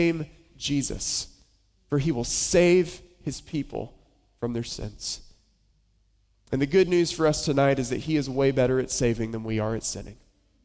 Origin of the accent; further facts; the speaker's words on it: Boone, North Carolina, United States; moved away; I grew up in Western North Carolina, a little town called Boone